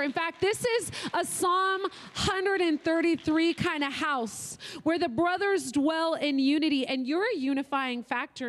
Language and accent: English; Oregon, United States; I'm from Oregon